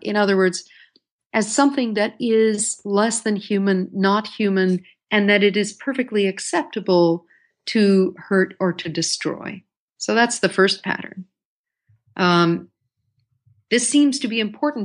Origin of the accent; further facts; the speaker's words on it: New York City, New York, United States; I grew up in the Bronx